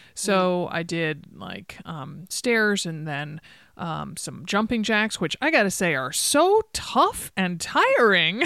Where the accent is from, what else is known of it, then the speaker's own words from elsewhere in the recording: East Coast, United States; now in Oregon, United States; I grew up on the East Coast. I live here in Oregon